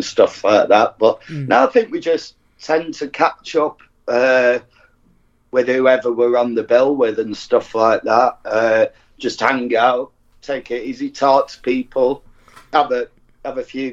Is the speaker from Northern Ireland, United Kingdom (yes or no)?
no; Bury, North West England, United Kingdom; From Bury, North Manchester